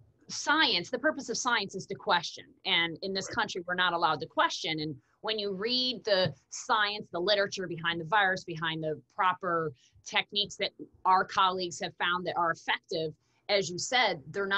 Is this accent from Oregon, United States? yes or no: no; New York, United States; I'm from New York, but not the same party in New York, but I went to Cornell.